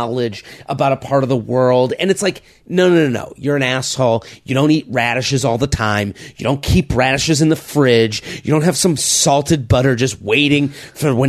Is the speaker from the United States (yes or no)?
yes; United States; I'm an American